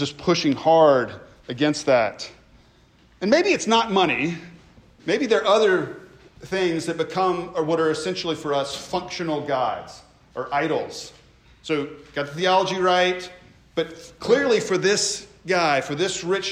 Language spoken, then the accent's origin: English; United States; who we are as Americans